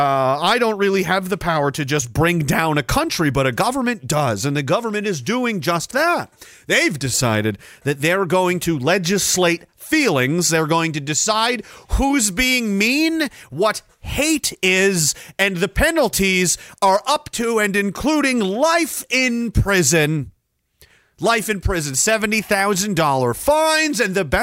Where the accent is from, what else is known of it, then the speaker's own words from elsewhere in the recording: Canada; Don't harm me. I'm Canadian.